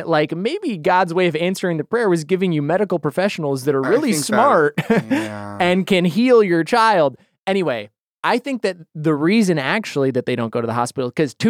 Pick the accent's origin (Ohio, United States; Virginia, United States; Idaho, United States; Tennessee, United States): Idaho, United States; Boise; I'm from there. I know. I'm from Boise, Idaho.